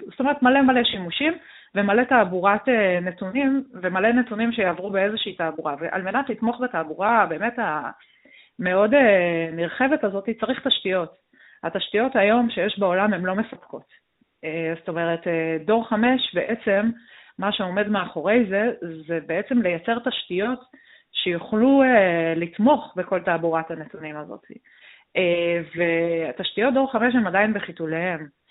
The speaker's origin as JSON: {"language": "Hebrew", "country": "Israel", "said": "אנחנו בתור ישראלים"}